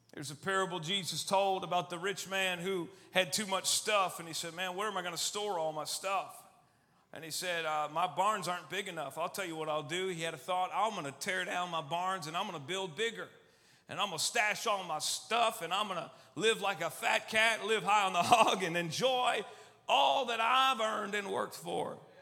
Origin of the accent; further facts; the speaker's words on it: Austin, Texas, United States; also born or lived in Albany, New York; I'm from Texas, as you can probably tell. Was born up north in New York, actually in Albany, New York, but six months old or so, and I was uh, moved to Austin, Texas, and was raised there